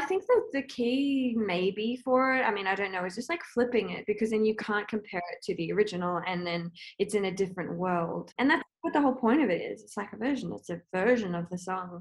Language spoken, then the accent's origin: English; Sydney, New South Wales, Australia; moved away as an adult; also born or lived in Los Angeles; I'm from Northern Beaches